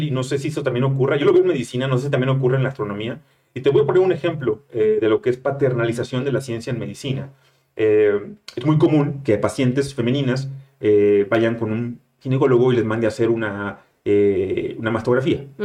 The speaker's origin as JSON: {"language": "Spanish", "town": "Monterrey", "region": "Nuevo León", "country": "Mexico", "moved": "yes", "said": "aunque yo no, yo no cuento como regio, soy"}